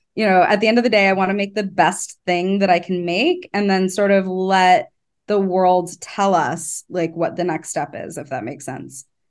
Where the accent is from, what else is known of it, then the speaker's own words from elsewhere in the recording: Los Angeles, California, United States; I grew up around creatives. I'm from Los Angeles